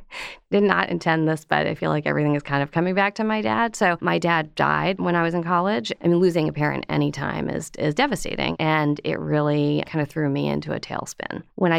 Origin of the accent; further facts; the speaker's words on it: Pennsylvania, United States; In Pennsylvania.